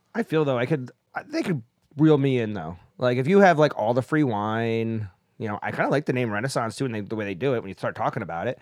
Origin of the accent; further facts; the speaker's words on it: upstate New York, United States; We had a seafood restaurant in my hometown that was run by a cult.